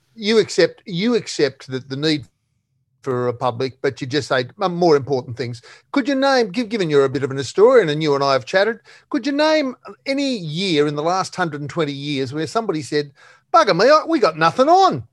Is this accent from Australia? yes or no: yes; Australia; I am, you are, we are Australian